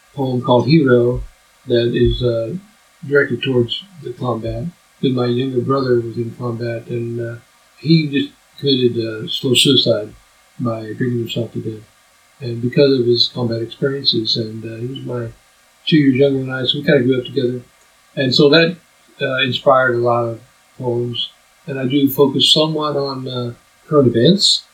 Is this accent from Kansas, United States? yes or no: yes; Topeka, Kansas, United States; I grew up in Topeka